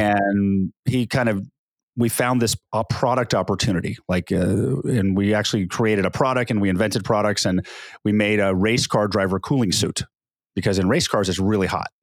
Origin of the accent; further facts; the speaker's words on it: Diamond Bar, California, United States; also born or lived in Long Beach, California / Bay Area, California / Sacramento, California; I grew up in Diamond Bar, California. Actually, we grew up in Long Beach, and then we moved to Diamond Bar.